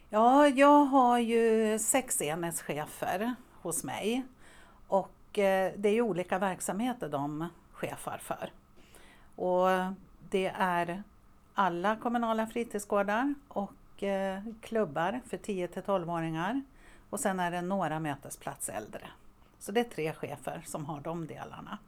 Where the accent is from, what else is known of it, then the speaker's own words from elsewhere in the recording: Västerås, Västmanland, Sweden; also born or lived in Borås / Umeå; jag är faktiskt uppväxt i Västerås, även om jag föddes i Borås. Men jag har min uppväxt här